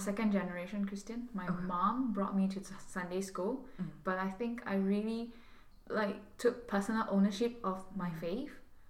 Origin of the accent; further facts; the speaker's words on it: Singapore; moved away as an adult; now in Los Angeles, United States; I'm born and bred in Singapore.